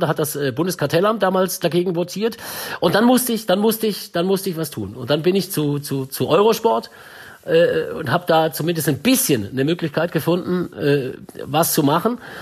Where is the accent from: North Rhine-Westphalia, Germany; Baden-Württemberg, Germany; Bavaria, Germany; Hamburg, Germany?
Baden-Württemberg, Germany; Swabia; accent: Swabian; now in Munich, Germany; ich bin ja Schwabe, Ne? Und ich konnte dann aber wirklich Hochdeutsch sprechen